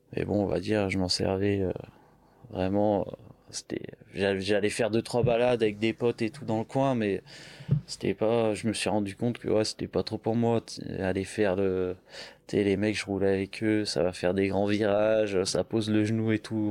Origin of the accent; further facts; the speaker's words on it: countryside near Chavanay, originally Lyon, Auvergne-Rhône-Alpes, France; on est de Lyon et mes parents ils sont venus à la campagne euh, quand on était petit. Donc on a toujours grandi